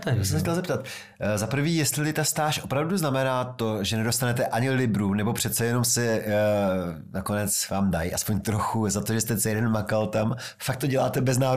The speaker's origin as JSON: {"language": "Czech", "town": "Rožmitál pod Třemšínem", "region": "Central Bohemian Region", "country": "Czechia", "moved": "yes", "lives_now": "Prague, Czech Republic", "said": "z Rožmitálu."}